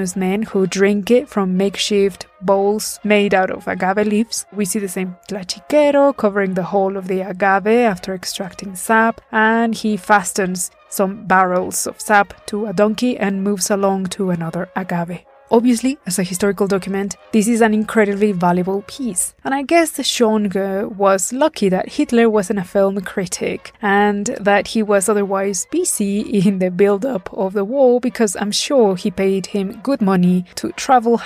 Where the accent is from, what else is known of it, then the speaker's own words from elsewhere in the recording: Puebla, Mexico; my hometown of Puebla